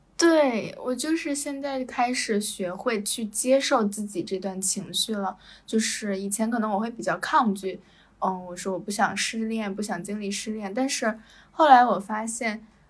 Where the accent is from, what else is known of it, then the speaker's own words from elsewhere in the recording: China; moved away as an adult; now in Malaysia; 中国男生有的时候，就是我们同，同样生长在一个环境